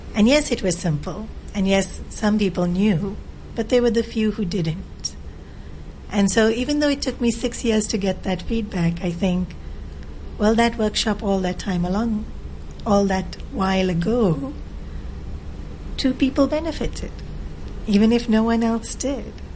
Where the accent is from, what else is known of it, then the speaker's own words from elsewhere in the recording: Australia; moved away as an adult; also born or lived in South Africa / India; now in Hong Kong; I grew up in Australia and in South Africa. Born in Africa, then the whole family migrated to Australia